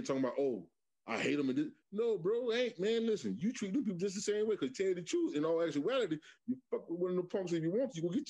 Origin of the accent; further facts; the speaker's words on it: Michigan, United States; growing up in Michigan Project